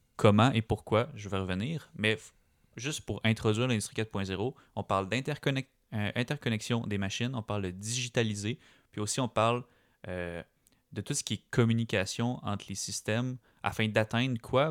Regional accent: Quebec, Canada; chez nous, au Québec

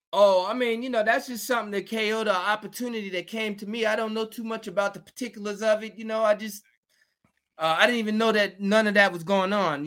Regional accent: Georgia, United States; moved away as an adult; also born or lived in Queens, New York / Virginia; now in New York, United States; I was living in Georgia.

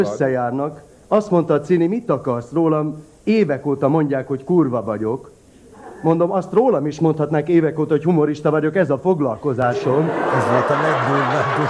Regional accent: Hungary; moved away as an adult; also born or lived in Budapest; now in Orfű, Hungary; én vidéki vagyok

